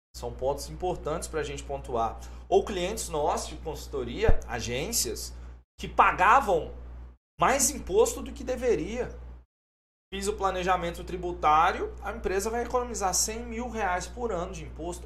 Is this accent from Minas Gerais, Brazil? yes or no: yes; Governador Valadares, Minas Gerais, Brazil; eu sou de Valadares